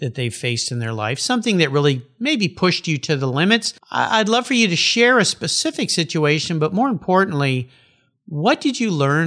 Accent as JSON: {"language": "English", "region": "Southern California", "country": "United States", "tie": "born or raised there", "said": "I grew up in Southern California and I was a surfer"}